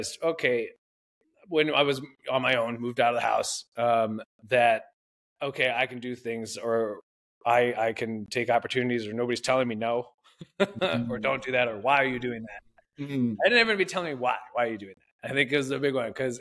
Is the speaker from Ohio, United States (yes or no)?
yes; Toledo, Ohio, United States; moved away as an adult; I grew up in Toledo, Ohio, a family of 5.